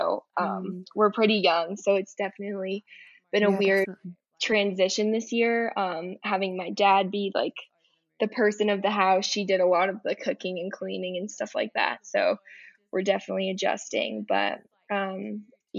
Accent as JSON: {"language": "English", "region": "Colorado", "country": "United States", "said": "I'm from Colorado, which is like kind of in the middle of the United States."}